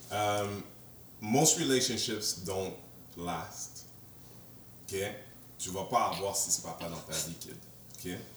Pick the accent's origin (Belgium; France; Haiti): Haiti; non, c'est ça, pas, que je pense que tu sois malhonnête, mais on est haïtien.